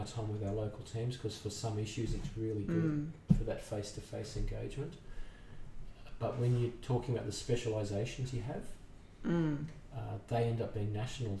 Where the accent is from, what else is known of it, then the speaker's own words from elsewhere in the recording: Sydney, New South Wales, Australia; moved away as an adult; now in Brisbane, Australia; I grew up in Sydney, and my career started in Sydney